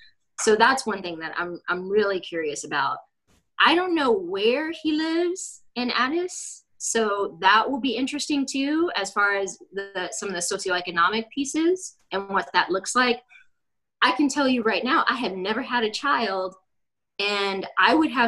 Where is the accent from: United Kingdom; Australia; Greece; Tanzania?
Greece; I wasn't born in Ethiopia. I was actually born, I was born in Greece.